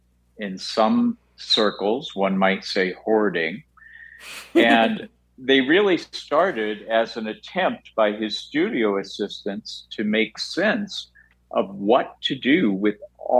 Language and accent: English; Iowa, United States; moved away; when I was a little gay kid growing up in Iowa in the 1960s, 70s, and early 80s